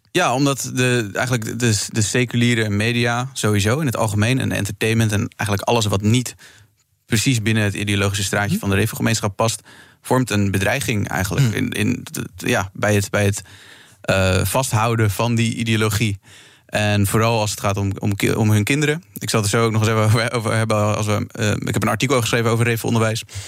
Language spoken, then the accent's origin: Dutch; Krimpen aan den IJssel, South Holland, Netherlands; ik kom zelf ook uit Krimp aan de IJssel, ook uit een reformatorische achtergrond.